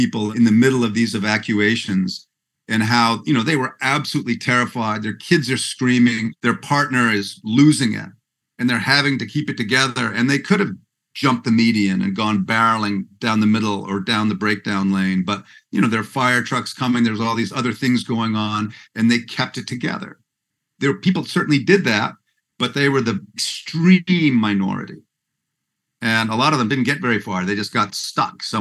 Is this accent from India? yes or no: no; Vancouver, British Columbia, Canada; I'm from Vancouver, which is kind of the San Francisco of Canada.